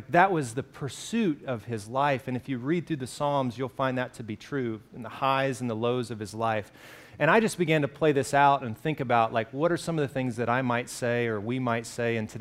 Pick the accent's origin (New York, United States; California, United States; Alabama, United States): Alabama, United States; I grew up in Alabama